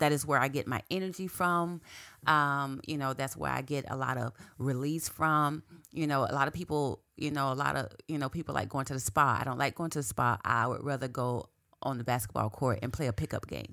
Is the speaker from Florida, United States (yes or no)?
yes; Quincy, Florida, United States; moved away as an adult; also born or lived in Tallahassee, Florida; now in South Florida, United States; I grew up in Quincy, Florida